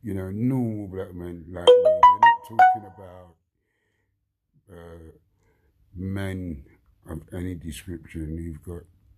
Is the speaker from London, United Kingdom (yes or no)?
yes; London, United Kingdom; I grew up in Wandsworth, like 50 years of that, growing up in Wandsworth